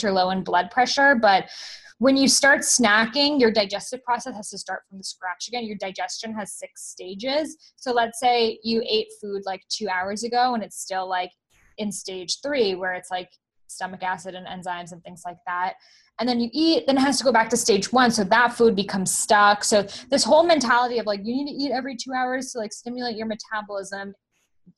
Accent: Boston, Massachusetts, United States; I grew up in Boston

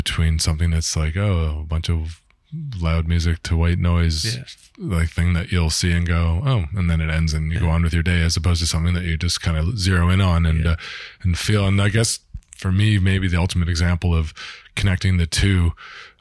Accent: Toronto, Ontario, Canada; grew up through the ranks in Toronto

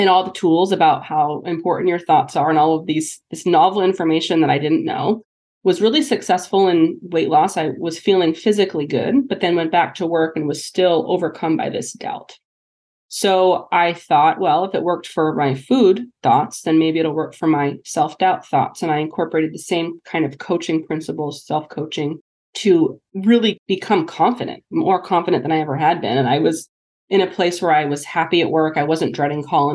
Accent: New Hampshire, United States; moved away as an adult; also born or lived in Kirksville, Missouri / Pittsburgh, Pennsylvania; joined a private practice back in my hometown of New Hampshire

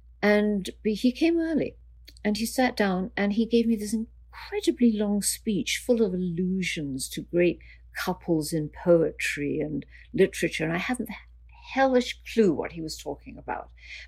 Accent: Canada; So everyone was calling me up as the Canadian journalist to ask me about him.

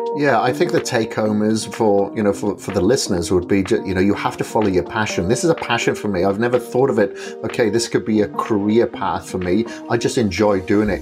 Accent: Wales, United Kingdom; moved away as an adult; I'm from Wales originally. I left Wales in the nineties, uh, but I spent a lot of my childhood, uh, grown up on a farm

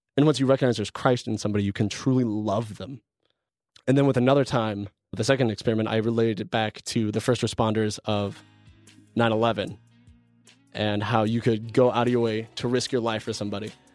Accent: Colorado, United States; moved away as an adult; also born or lived in Canada; I'm originally from Colorado

